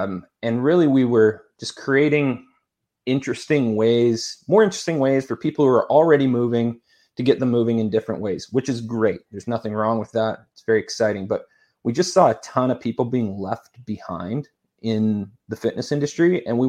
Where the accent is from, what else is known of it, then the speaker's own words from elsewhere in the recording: Saskatchewan, Canada; also born or lived in Edmonton; I grew up in Saskatchewan, Canada, a nice cold place like we were talking about earlier, and did all of my schooling in Edmonton, Alberta, Canada.